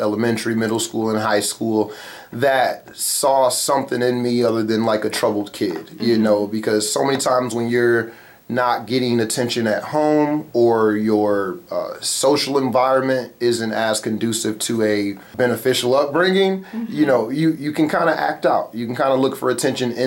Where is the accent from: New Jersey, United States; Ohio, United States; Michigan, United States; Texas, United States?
Michigan, United States; Muskegon; I'm from Muskegon, Michigan, born and raised